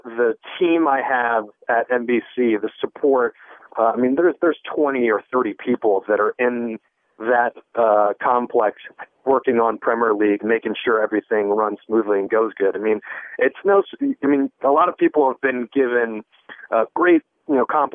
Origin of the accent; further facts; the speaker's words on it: United States; moved away; me being an American